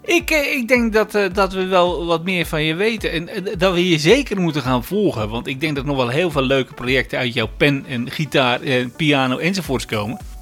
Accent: Zeeland, Netherlands; omdat ik uit Zeeland kom natuurlijk.

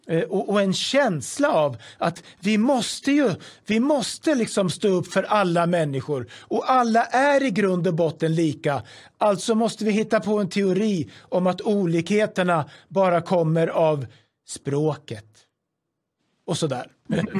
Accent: Sweden

